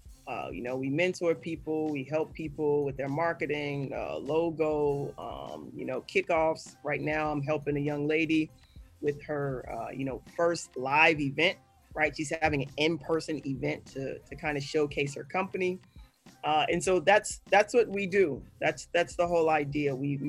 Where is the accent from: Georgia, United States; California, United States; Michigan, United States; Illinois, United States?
Illinois, United States; Chicago; I'm from Chicago.